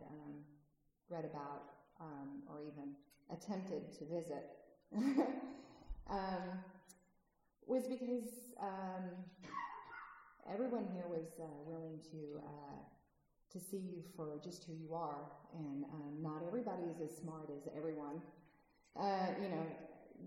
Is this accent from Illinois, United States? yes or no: no; California, United States; moved away; I'm originally from California